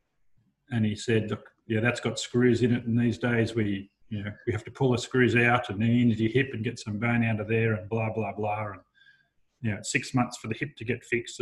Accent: Dubbo, New South Wales, Australia; moved away as an adult; also born or lived in Canberra; now in Wagga Wagga, Australia; I grew up in Dubbo

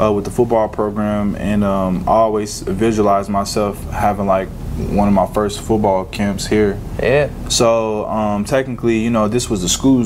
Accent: Lexington, Kentucky, United States; moved away as an adult; now in Jacksonville, United States; I grew up in Winburn, so man, it's just kind of surreal just coming back here and giving back

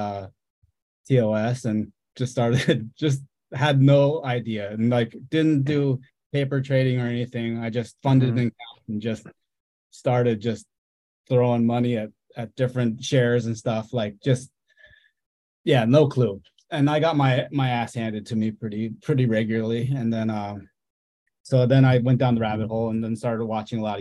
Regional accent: Vail, Colorado, United States; also born or lived in South Korea; I was born in South Korea and grew up, and then was adopted by two my parents in the U.S. in Colorado and Vail, and grew up in Vail

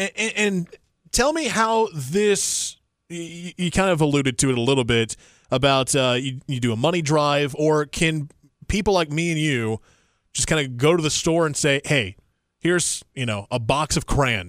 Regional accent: Indiana, United States; now in Triangle, North Carolina, United States; back in my home state of Indiana, my mom is a school librarian.

